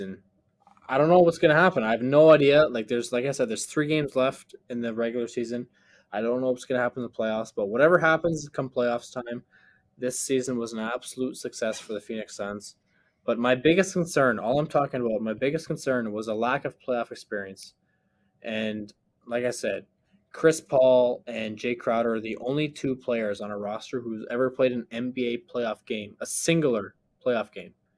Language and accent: English; Canada; as a Canadian